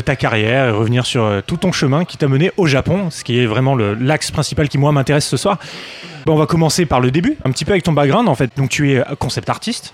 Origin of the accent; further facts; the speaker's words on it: small town in France near Geneva, Auvergne-Rhône-Alpes, France; moved away as an adult; now in Japan; Une petite ville